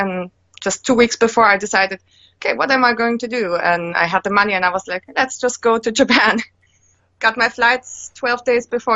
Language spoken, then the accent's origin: English; Germany; moved away as an adult; also born or lived in United States; now in Finland; I'm born in Germany, lived there my first 20 years.